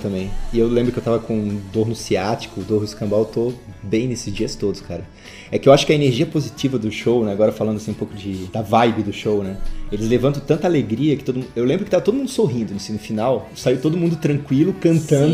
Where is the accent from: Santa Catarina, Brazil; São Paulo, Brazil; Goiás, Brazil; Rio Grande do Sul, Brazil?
Santa Catarina, Brazil; Florianópolis; eu sou de Florianópolis